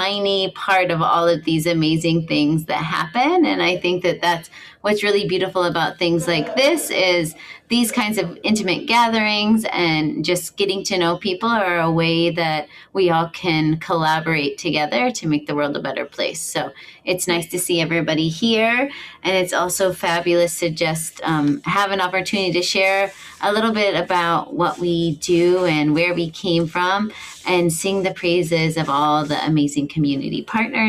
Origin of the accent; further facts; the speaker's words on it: Missouri, United States; moved away as an adult; now in Hawaii, United States; I'm from Missouri. I moved to Hawaii when I was 19 years old.